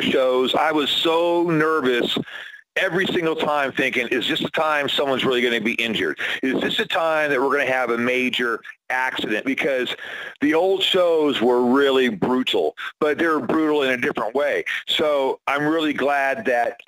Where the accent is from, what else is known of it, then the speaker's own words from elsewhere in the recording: San Diego, California, United States; I'm from San Diego, man. I'm from a place that's pretty, you know, liberal and stuff.